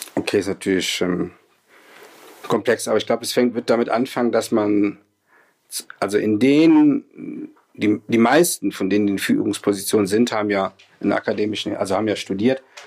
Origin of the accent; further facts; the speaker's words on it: Rhineland, Germany; also bin ja Rheinländer, bin da groß geworden